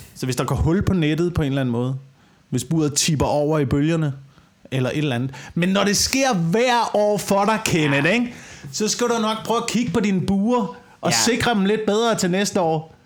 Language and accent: Danish; West Jutland, Central Denmark Region, Denmark; moved away; also born or lived in Amager; det er på Vestjylland, hvor jeg er vokset op